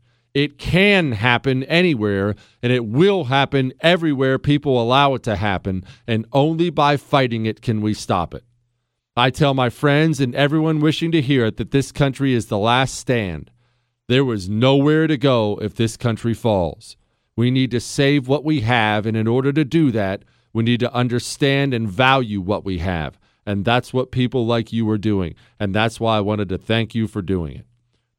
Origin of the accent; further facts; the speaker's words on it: Cuba; born there; moved away; also born or lived in Spain; I was born in Cuba. I ran away from communism